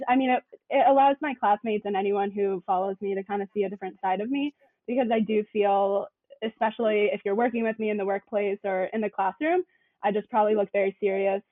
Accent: Connecticut, United States; also born or lived in Massachusetts; I grew up in Connecticut

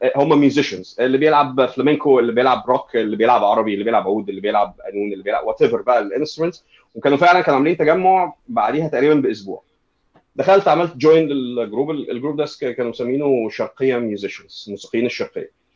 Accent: Egypt; احنا في مصر

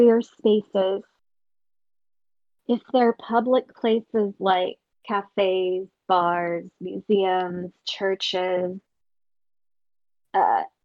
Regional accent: Western Pennsylvania, United States; My family moved a lot when I was growing up, I grew up in Western Pennsylvania, and my family just moved constantly around this half of this one state

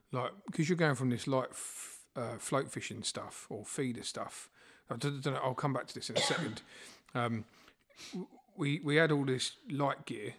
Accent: Borehamwood, East of England, United Kingdom; I grew up in Borehamwood

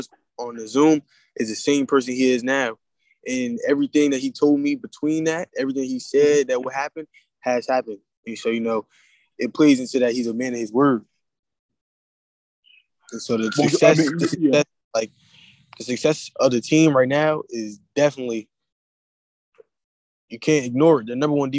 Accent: New Jersey, United States; I'm from New Jersey

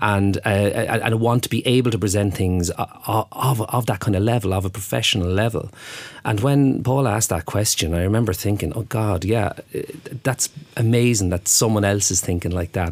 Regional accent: Waterford, Munster, Ireland; moved away; I'm from Waterford

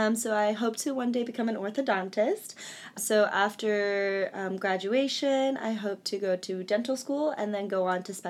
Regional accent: Omaha, Nebraska, United States; now in New York, United States; I'm a senior from Omaha, Nebraska

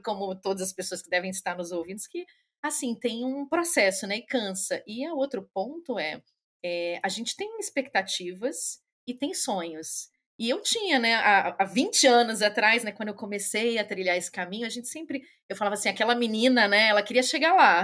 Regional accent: Rio de Janeiro, Brazil; moved away as an adult; also born or lived in São Paulo; now in Germany; Sou carioca, mas morei, antes de vir para a Alemanha, estou aqui na Alemanha, vai fazer cinco anos. É, morei em São Paulo dez anos

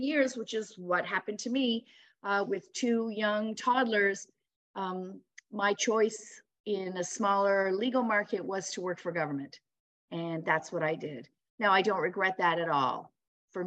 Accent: Ontario, Canada; moved away as an adult; now in St. John's, Canada; I'm originally from Ontario

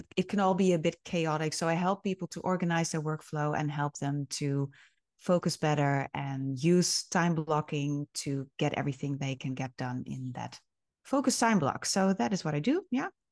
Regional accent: Friesland, Netherlands; also born or lived in Groningen / Leeuwarden; I was actually born and raised in Friesland

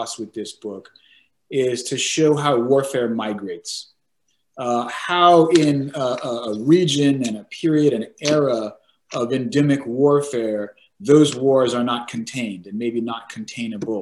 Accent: San Diego, California, United States; I grew up in San Diego, California

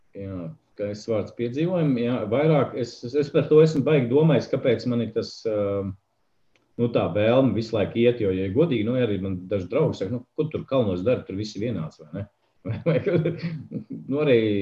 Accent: Saldus, Saldus Municipality, Latvia; now in Riga, Latvia; no kurienes nāku. Īsmā no lieliskas mazpilsētas, pilsētas saldus, bet tā es esmu Rīgā

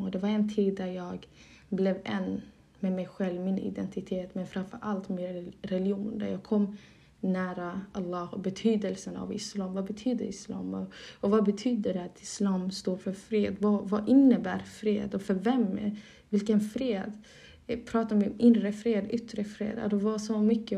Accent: Malmö, Skåne, Sweden; first language Somali; moved away as an adult; now in Dalarna, Sweden; jag är uppvuxen i Malmö och där har jag bott en stor del av mitt liv. Och i nuläget har jag flyttat till Dalarna

